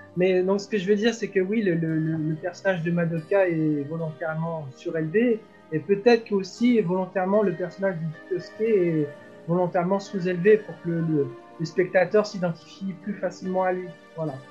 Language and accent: French; France; nous, en tant que Français